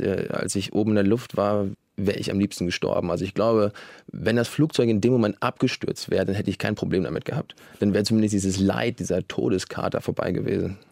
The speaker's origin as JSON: {"language": "German", "town": "Flensburg", "region": "Schleswig-Holstein", "country": "Germany", "said": "Ich komme ja aus Flensburg"}